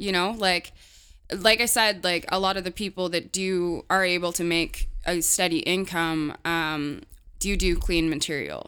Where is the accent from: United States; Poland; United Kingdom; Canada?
Canada; as a Canadian comedian